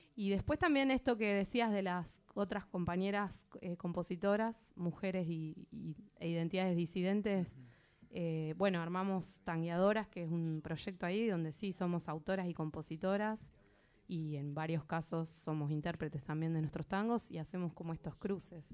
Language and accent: Spanish; La Plata, Buenos Aires Province, Argentina; en La Plata, de donde soy oriunda